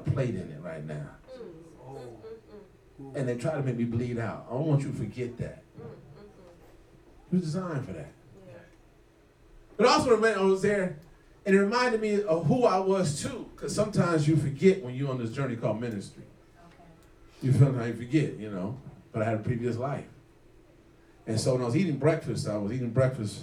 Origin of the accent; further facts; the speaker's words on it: South Bend, Indiana, United States; Well, I'm from South Bend